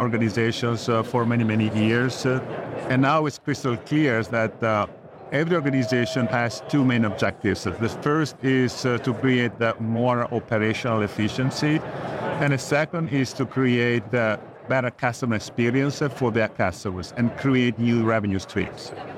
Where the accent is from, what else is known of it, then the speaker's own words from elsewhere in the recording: Italy; moved away as an adult; also born or lived in California, United States; now in New Jersey, United States; I came from Italy. I'm Italian.